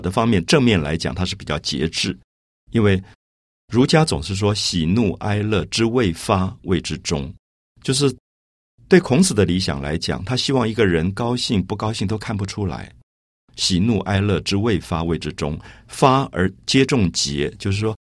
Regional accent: Taipei, Taiwan; 我记得我小时候在台北的大龙洞这个社区

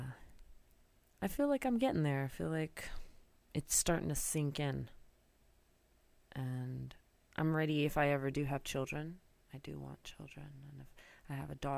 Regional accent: North Carolina, United States; moved away as an adult; now in New York, United States; I'm originally from North Carolina, grew up in the South, moved up to New York probably about, I don't know, 17 years ago, right after college.

